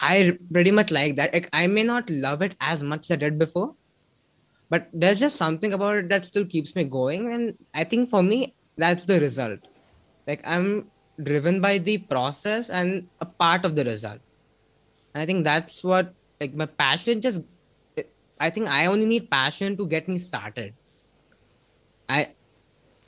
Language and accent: English; near Mumbai and Pune, Maharashtra, India; Marathi is something they speak in Maharashtra, meaning near Mumbai and Pune, where I'm from.